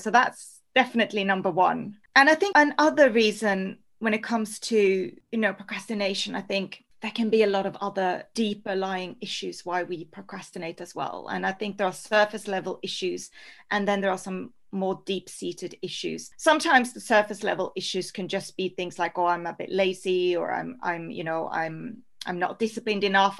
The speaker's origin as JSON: {"language": "English", "country": "Norway", "also_born_or_lived": "Spain", "moved": "yes", "lives_now": "London, United Kingdom", "said": "So I'm originally from Norway, so true Scandi"}